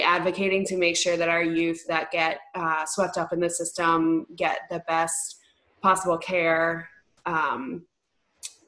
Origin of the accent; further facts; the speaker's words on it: New York, United States; I am a New Yorker, born and bred.